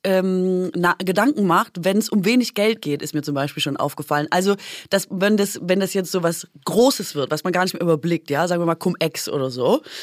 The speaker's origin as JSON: {"language": "German", "area": "Swabia", "region": "Baden-Württemberg", "country": "Germany", "said": "als Schwäbin"}